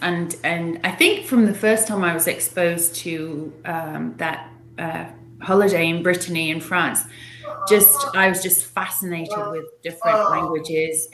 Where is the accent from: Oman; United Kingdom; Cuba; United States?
United Kingdom; England; I grew up in England